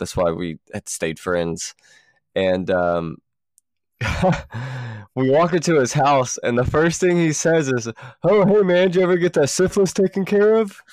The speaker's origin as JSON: {"language": "English", "town": "Columbus", "country": "United States", "said": "from where we're from, you know, back in Columbus"}